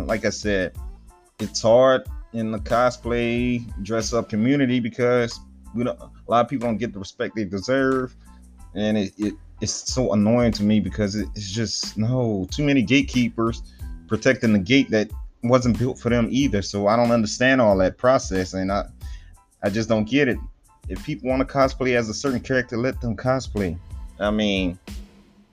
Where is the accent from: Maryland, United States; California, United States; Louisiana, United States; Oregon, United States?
Louisiana, United States; Cajun region, the South; moved away; But I'm from the Cajun region down there in the South.